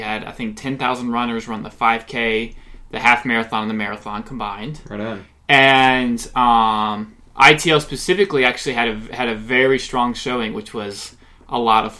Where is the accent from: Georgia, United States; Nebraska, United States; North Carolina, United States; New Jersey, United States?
Georgia, United States; Lilburn; And I also love being a native of Atlanta, or really of Lilburn, a.k.a. Thrillburn, Georgia.